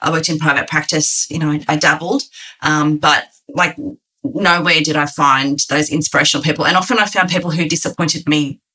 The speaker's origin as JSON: {"language": "English", "town": "Sydney", "region": "New South Wales", "country": "Australia", "tie": "born or raised there", "also_born_or_lived": "rural Victoria", "said": "I moved to Sydney and we grew up in Western Sydney where I went to the local schools."}